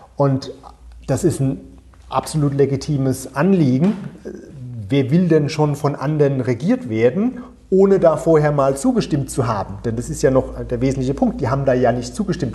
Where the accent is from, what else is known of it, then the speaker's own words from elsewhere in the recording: Germany; moved away as an adult; also born or lived in United States / United Kingdom; now in Channel Islands; Also ich war ungewöhnlicherweise so der eine Deutsche, der in der Leave-Kampagne dabei war